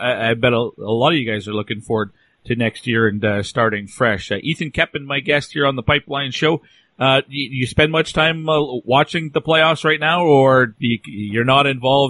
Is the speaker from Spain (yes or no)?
no; Canada; we're all Canadians, and probably it's natural for us to grow up wanting to play